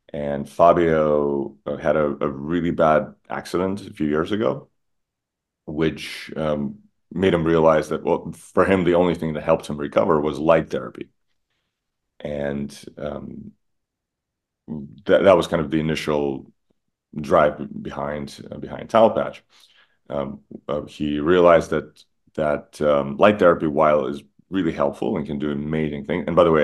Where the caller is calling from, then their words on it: Miami, Florida, United States; I am calling in from Miami.